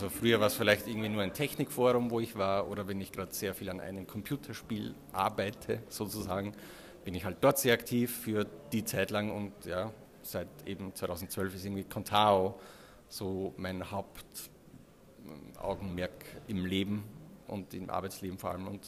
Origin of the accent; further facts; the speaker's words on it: Austria; now in Vienna, Austria; Und ja, und ich komme aus Österreich. Was man unschwer hört.